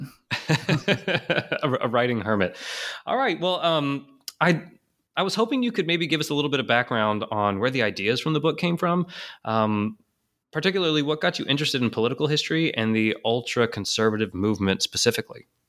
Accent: Houston, Texas, United States; I grew up in Houston

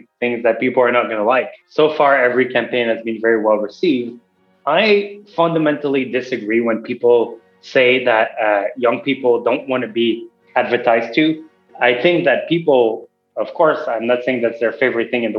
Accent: Montreal, Quebec, Canada; moved away as an adult; now in Los Angeles, United States; I grew up in Montreal, and then after grad school, I came

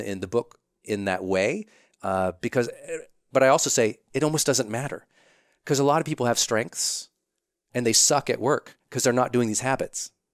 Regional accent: Montana, United States; I'm from Montana.

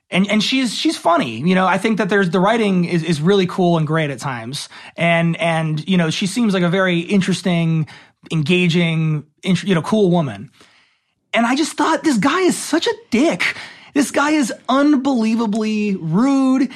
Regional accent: Los Angeles, California, United States; born and raised in Los Angeles

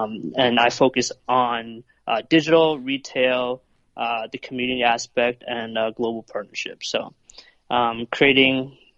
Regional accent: North York, Ontario, Canada; North York.

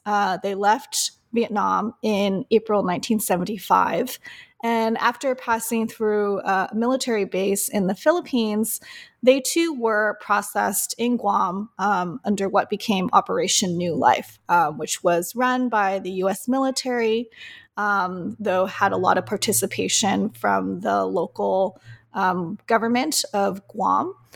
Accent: Oceanside, California, United States; also born or lived in Berkeley, California; I grew up in Oceanside, Southern California

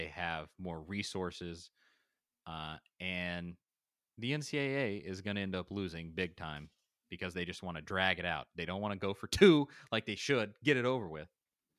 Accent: Knoxville, Tennessee, United States; I mean, I grew up in Knoxville, went to Tennessee twice. I mean, I'm a Tennessee dude.

